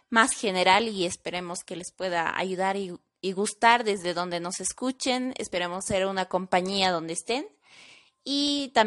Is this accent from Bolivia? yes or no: yes; Bolivia; moved away as an adult; now in Bogotá, Colombia; me encuentro de intercambio. Soy del país de Bolivia, actualmente estoy estudiando la carrera licenciatura en gastronomía en la Fundación Universitaria de San Mateo.